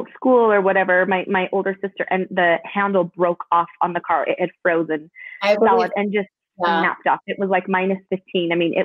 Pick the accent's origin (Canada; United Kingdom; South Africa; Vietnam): Canada; moved away; I grew up in Canada. I was born in Canada.